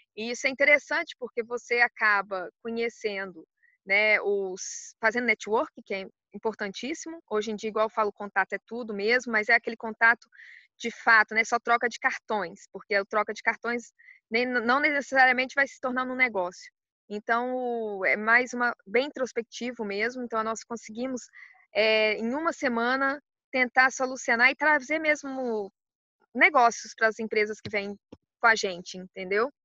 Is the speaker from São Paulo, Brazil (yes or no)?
no; Belo Horizonte, Minas Gerais, Brazil; moved away as an adult; also born or lived in Spain; now in Portugal; Sou mineira de Belo Horizonte